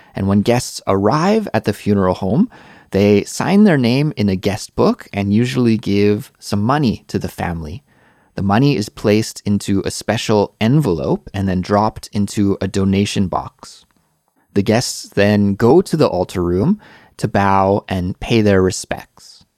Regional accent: Canada; moved away as an adult; now in South Korea; I'm Canadian

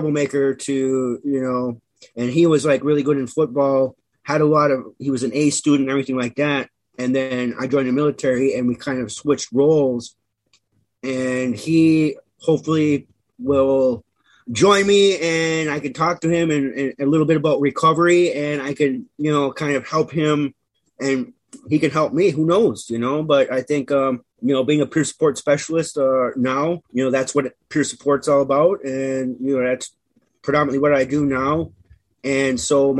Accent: Menominee Indian Reservation, Wisconsin, United States; I came from the Menominee Indian Reservation. It is probably about northwest, 45 minutes northwest of Green Bay, Wisconsin

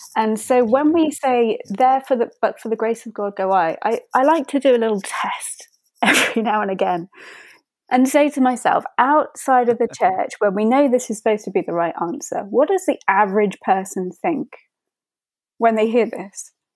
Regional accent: United Kingdom; I'm from Britain

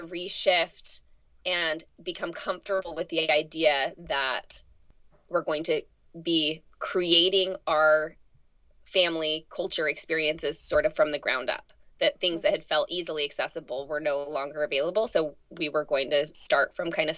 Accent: Utah, United States; also born or lived in Texas; now in Richmond, United States; I grew up in Utah.

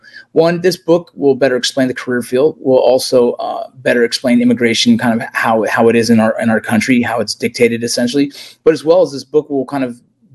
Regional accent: Los Angeles, California, United States; born or raised there

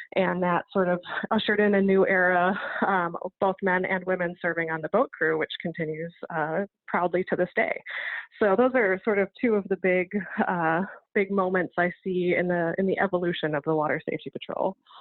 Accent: Lake Geneva, Wisconsin, United States; I was born and raised here, uh, so it is my hometown

